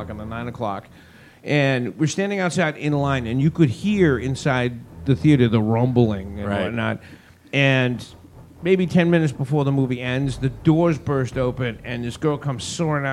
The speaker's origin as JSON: {"language": "English", "region": "Northeast", "country": "United States", "said": "those of us in the Northeast"}